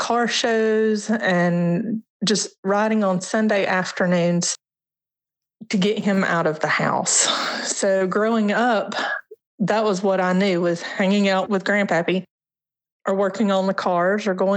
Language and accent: English; Sylvan Springs, Alabama, United States; also born or lived in Birmingham, Alabama; I was raised in an area right outside of Birmingham called Sylvan Springs